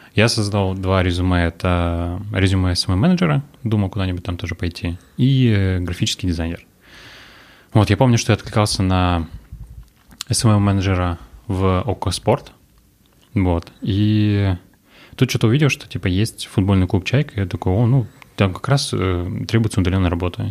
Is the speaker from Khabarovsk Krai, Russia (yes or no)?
no; Orenburg, Orenburg Oblast, Russia; now in Yekaterinburg, Russia; Я родился в Оренбурге